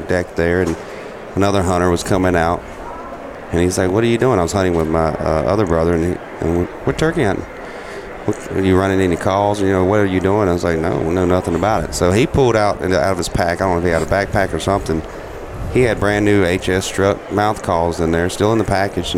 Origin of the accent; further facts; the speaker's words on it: South Carolina, United States; moved away; when I was little, growing up in South Carolina